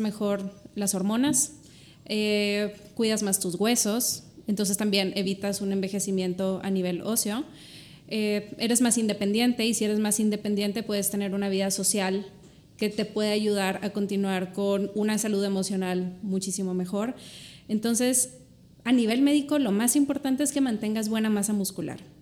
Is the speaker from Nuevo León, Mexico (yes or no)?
yes; Monterrey, Nuevo León, Mexico; soy de Monterrey yo